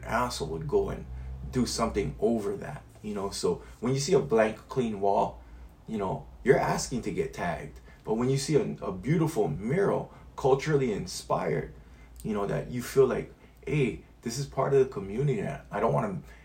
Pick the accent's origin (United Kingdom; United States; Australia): United States; Hawaii; I am Hawaiian.